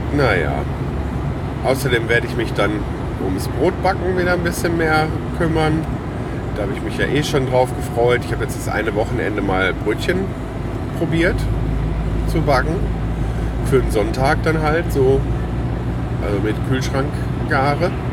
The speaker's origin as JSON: {"language": "German", "town": "Lüdenscheid", "region": "North Rhine-Westphalia", "country": "Germany", "moved": "yes", "said": "Gibt super schöne Natur auch äh, bei uns im Sauerland"}